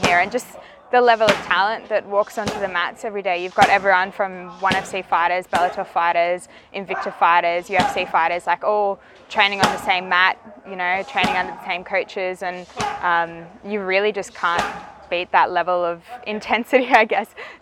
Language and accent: English; Newcastle, New South Wales, Australia; moved away as an adult; now in Phuket, Thailand; I grew up in a town called Newcastle, which is on the east coast, and that's pretty much where I grew up my entire life.